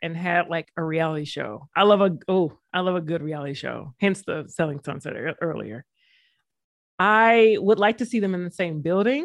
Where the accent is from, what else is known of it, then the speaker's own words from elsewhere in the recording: West Covina, California, United States; I was born in West Covina, California